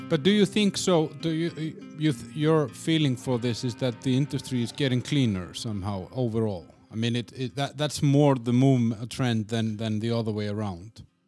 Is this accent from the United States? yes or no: no; Iceland; moved away; in my home country, in Iceland